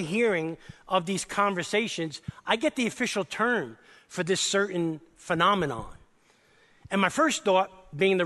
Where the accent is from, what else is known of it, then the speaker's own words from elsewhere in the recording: New York City, New York, United States; accent: New York; moved away; I grew up in East Harlem, New York City, with a crazy Italian family